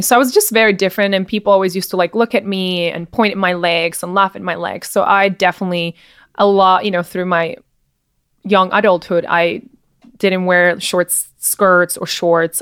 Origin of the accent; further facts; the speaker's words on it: Czechia; also born or lived in New York; now in Miami, United States; I was from the Czech Republic